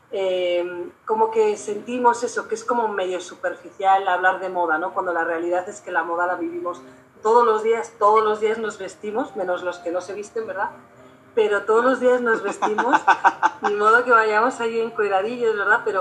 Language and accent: Spanish; Spain; now in Durango, Mexico; soy diseñadora de moda, soy española y soy eh, profesora en la Universidad Autónoma de Durango